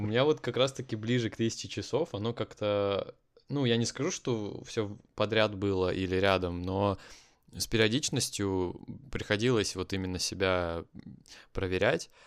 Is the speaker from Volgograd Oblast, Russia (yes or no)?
no; Kaliningrad, Kaliningrad Oblast, Russia; moved away; Это мой родной город